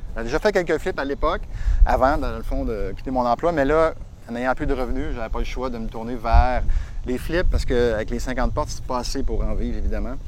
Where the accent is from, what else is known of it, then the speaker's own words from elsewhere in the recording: Sorel-Tracy, Quebec, Canada; je suis natif de Sorel